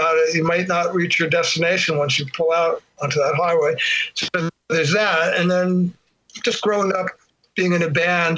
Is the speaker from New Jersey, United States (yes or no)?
yes; Plainfield, New Jersey, United States; Growing up in Plainfield